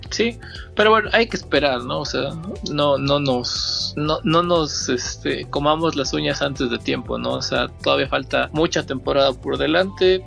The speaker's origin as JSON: {"language": "Spanish", "country": "Mexico"}